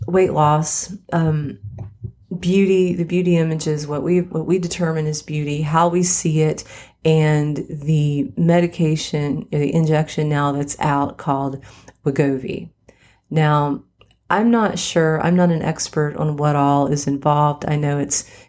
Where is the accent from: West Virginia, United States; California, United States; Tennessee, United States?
West Virginia, United States; now in Nashville, United States; I grew up in West Virginia